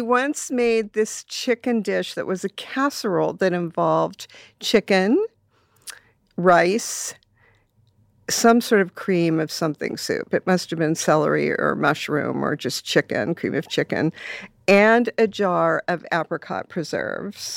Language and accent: English; Los Angeles, California, United States; I grew up in Silver Lake mm-hmm. in the 60s, a very, very, very different place.